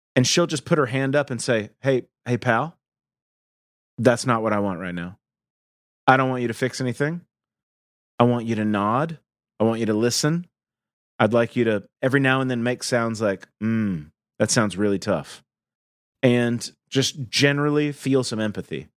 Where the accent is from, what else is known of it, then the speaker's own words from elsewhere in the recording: the Southern United States, United States; I grew up in the South in the eighties and the nineties, and the Southern United States, I should say.